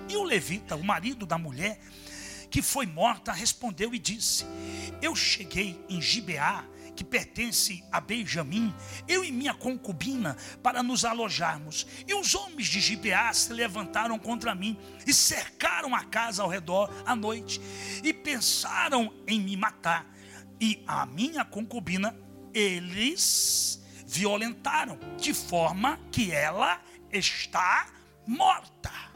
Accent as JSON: {"language": "Portuguese", "region": "Paraíba", "country": "Brazil", "said": "Eu sou é da Paraíba"}